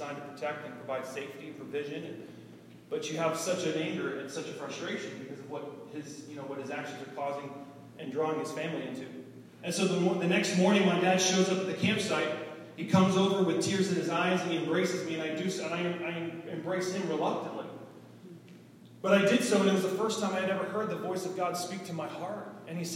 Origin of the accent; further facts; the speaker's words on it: Boston, Massachusetts, United States; moved away; I'm originally from Boston, Massachusetts, the Boston area.